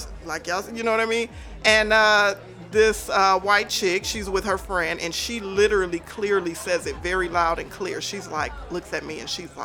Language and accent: English; Los Angeles, California, United States; moved away as an adult; now in South Bay, United States; South Central LA. So I always think it's funny that I went from South Central to the South Bay.